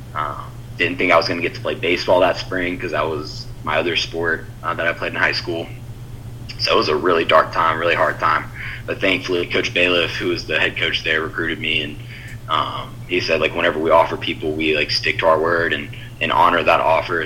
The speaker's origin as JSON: {"language": "English", "town": "Houston", "region": "Texas", "country": "United States", "tie": "born or raised there", "also_born_or_lived": "Alexandria, Louisiana / Louisiana", "said": "my dad got offered a job in Houston when I was almost nine years old. So then moved to Houston, um, and I was there the rest of the time."}